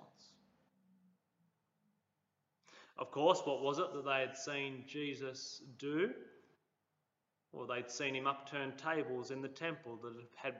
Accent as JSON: {"language": "English", "town": "Cooma", "region": "New South Wales", "country": "Australia", "tie": "born or raised there", "said": "when I was growing up in Cooma."}